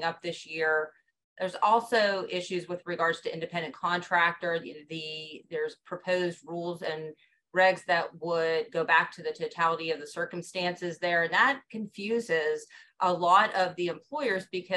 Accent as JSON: {"language": "English", "town": "Johnstown", "region": "Pennsylvania", "country": "United States", "moved": "yes", "lives_now": "Pittsburgh, United States", "said": "I'm originally from Johnstown, Pennsylvania, which is in Cambria County"}